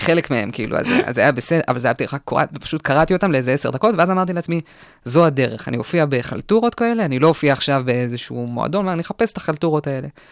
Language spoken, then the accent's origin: Hebrew; Kochav Yair, Central District, Israel; also born or lived in Ra'anana, Israel; now in Galilee, Israel; ברעננה עד גיל שבע